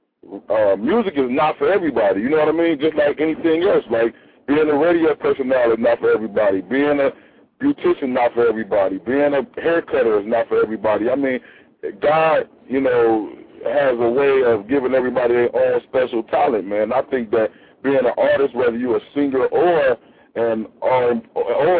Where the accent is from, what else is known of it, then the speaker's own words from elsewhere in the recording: Chicago, Illinois, United States; I'm from the Midwest, Chi-Town, Chicago